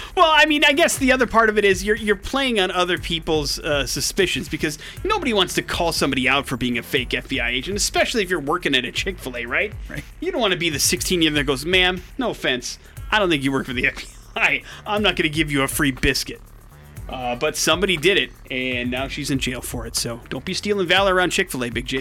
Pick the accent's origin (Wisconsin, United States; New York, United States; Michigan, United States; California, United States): Wisconsin, United States; I grew up in Wisconsin, right? And uh, America's Dairyland